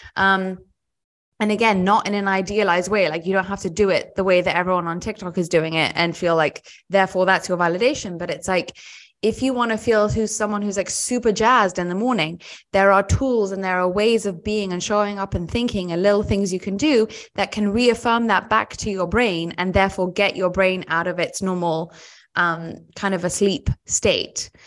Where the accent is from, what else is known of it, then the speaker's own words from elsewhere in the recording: United Kingdom; I'm British